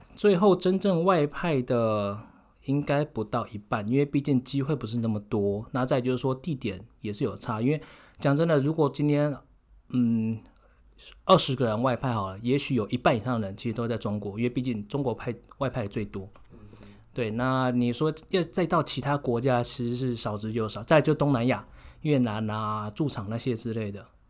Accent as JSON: {"language": "Chinese", "country": "Taiwan", "moved": "yes", "lives_now": "Netherlands", "said": "就像我们台湾人聚在一起，你如果在跟台湾人讲话，你会自动转成中文"}